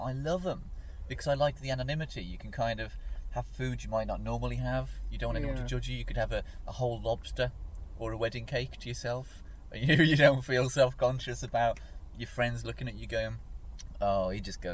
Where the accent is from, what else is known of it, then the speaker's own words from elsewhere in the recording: Dudley, West Midlands, United Kingdom; They said, where are you from? And I said, Dudley.